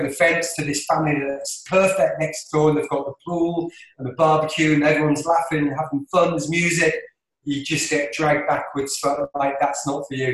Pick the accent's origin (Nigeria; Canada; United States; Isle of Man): Isle of Man; accent: London Isle of Man accent; I'm from the Isle of Man